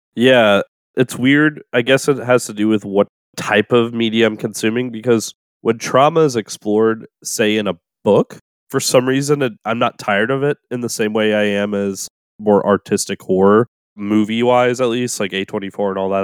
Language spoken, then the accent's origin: English; New Orleans, Louisiana, United States; when I was growing up in New Orleans, my favorite thing in the whole world was to turn on the radio on Saturday nights for Coast to Coast A M